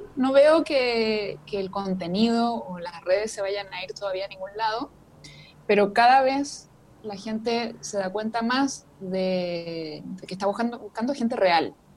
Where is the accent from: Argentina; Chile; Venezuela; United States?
Chile; vivo en Chile, soy de Chile